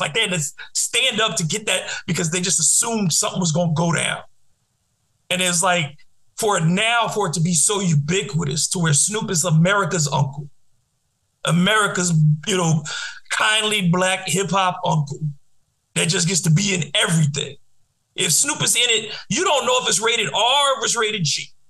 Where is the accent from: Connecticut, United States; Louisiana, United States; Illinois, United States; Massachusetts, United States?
Louisiana, United States; New Orleans; I grew up in New Orleans where we didn't have a hip hop scene for a very long time